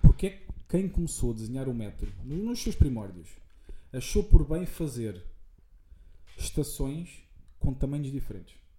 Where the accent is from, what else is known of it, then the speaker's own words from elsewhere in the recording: Santarém, Santarém District, Portugal; de onde nós somos, de Santarém.